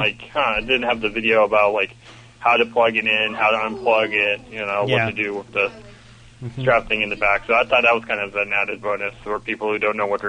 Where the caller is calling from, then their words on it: Melbourne, Florida, United States; Hey, this is … calling from Melbourne, Florida.